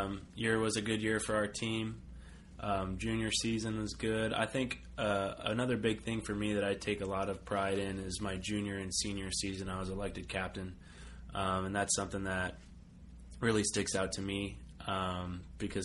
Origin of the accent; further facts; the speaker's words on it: Los Angeles, California, United States; I'm from Los Angeles